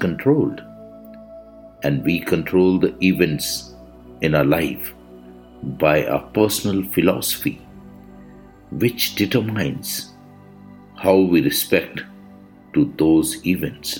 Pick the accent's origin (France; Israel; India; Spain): India; I am the Indian monk.